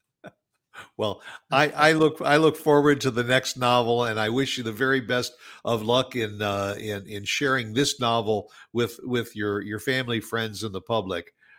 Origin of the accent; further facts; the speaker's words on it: Chicago, Illinois, United States; I am from the Chicago area